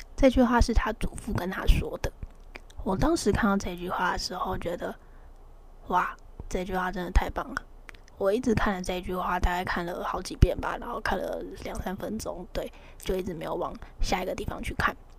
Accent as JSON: {"language": "Chinese", "country": "Taiwan", "said": "我们台湾人"}